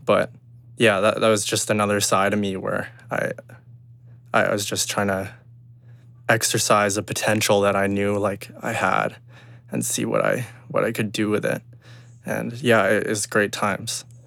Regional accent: Kelowna, British Columbia, Canada; also born or lived in Burnaby, British Columbia; I moved into Kelowna, um, as a, as an older child

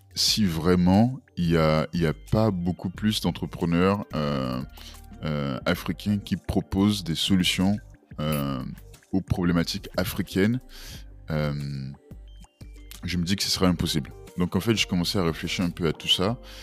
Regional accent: Benin; moved away as an adult; now in France; je suis béninois, j'ai grandi au Bénin jusqu'à jusqu'à jusqu'à mes 18-19 ans. Euh, après, je, suis venu en France

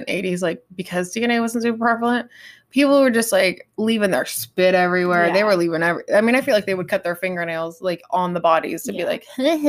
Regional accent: California, United States; I'm from California, right.

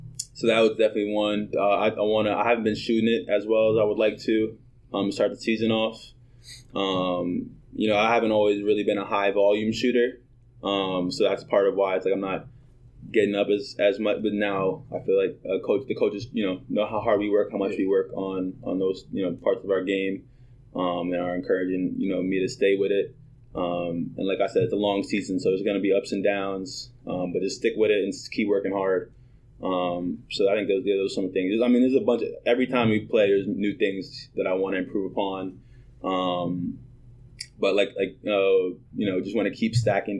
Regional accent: New York City, New York, United States; I was always, like, kind of an active kid growing up. Like, I'm from New York City, and so there, like, sports are kind of big

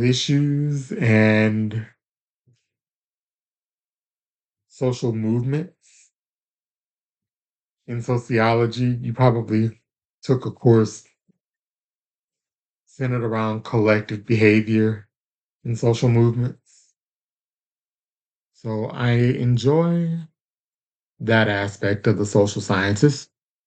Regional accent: Louisiana, United States; moved away as an adult; also born or lived in Tyler, Texas; I do come from the state of Louisiana. That's where I was born and raised

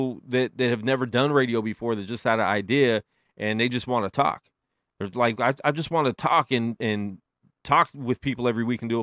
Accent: Las Vegas, Nevada, United States; just growing up in Vegas in general, you know, with the stigma of it being Sin City, I didn't know anything different

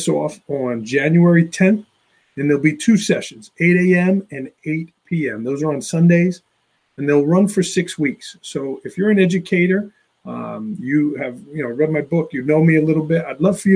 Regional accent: New York City, New York, United States; now in Port Jervis, United States; I grew up in Staten Island, New York

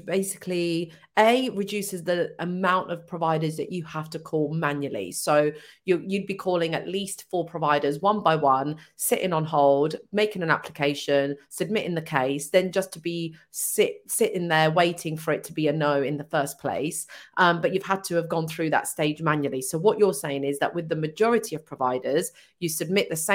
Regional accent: Hitchin, East of England, United Kingdom; I'm from Hitchin.

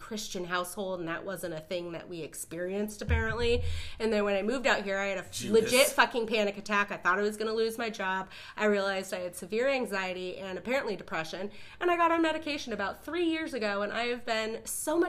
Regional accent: California, United States; moved away; also born or lived in Michigan; I am a California native.

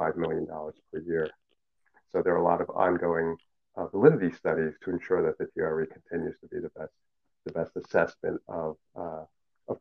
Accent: New York City, New York, United States; first language Cantonese; English is a second language; I was born and raised in New York City

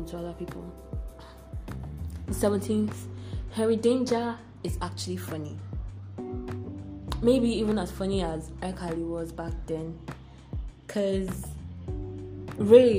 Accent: Nigeria

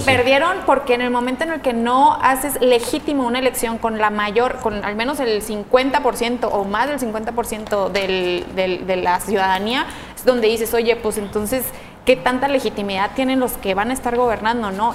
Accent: Mexico; nos compete a todos como mexicanos

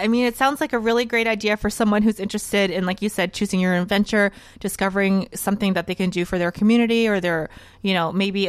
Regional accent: New Orleans, Louisiana, United States; moved away; I'm from New Orleans.

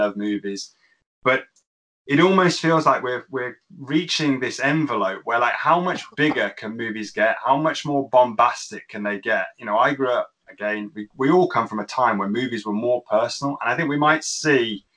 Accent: Birmingham, West Midlands, United Kingdom; from Birmingham in England

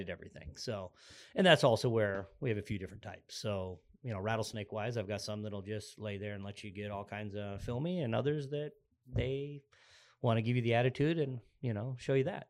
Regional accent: Arizona, United States; I grew up in Arizona. I'm actually, uh, an Arizona native

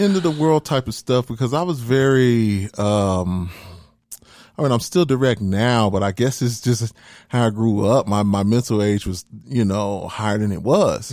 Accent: Denver, Colorado, United States; born or raised there; also born or lived in Tyler, Texas / Huntsville, Texas

